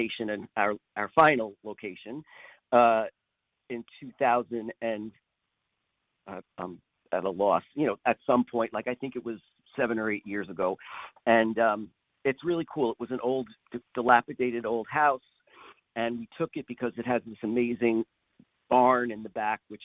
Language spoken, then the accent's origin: English; Lower Westchester, New York, United States; moved away as an adult; also born or lived in East Hampton, New York; now in East End, Long Island, United States; I grew up in Lower Westchester